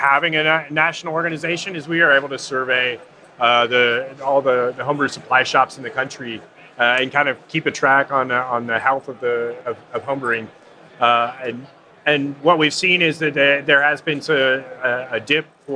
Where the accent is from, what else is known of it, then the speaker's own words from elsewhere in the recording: San Francisco Bay Area, California, United States; I grew up in the San Francisco Bay Area